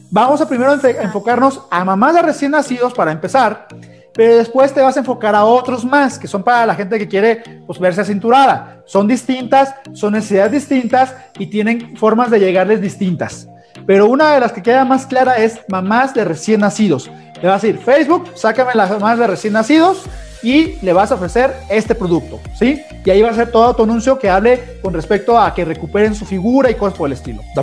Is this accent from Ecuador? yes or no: yes; Ecuador; Eh, de Ecuador.